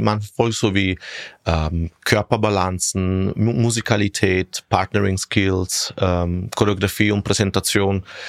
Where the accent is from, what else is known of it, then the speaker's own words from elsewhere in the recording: Syracuse, Sicily, Italy; German is a second language; moved away as an adult; also born or lived in Rome, Italy / Gänserndorf, Austria; now in Vienna, Austria; als ich drei Jahre alt war, sind wir zurück nach Sizilien gezogen mhm. und dort bin ich praktisch dann aufgewachsen